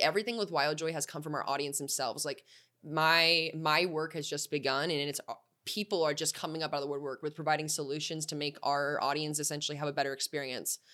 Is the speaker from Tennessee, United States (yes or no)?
no; Tucson, Arizona, United States; I grew up in Tucson